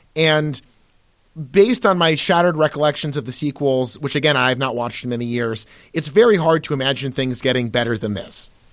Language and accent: English; United States; being American, especially being white Americans